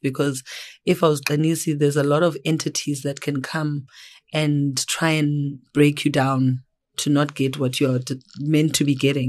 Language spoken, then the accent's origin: English; Johannesburg, Gauteng, South Africa; also born or lived in Eastern Cape; I am originally from the Eastern Cape. I grew up in Johannesburg